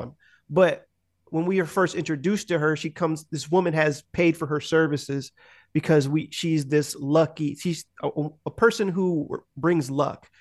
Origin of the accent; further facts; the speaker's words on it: United States; I'm too American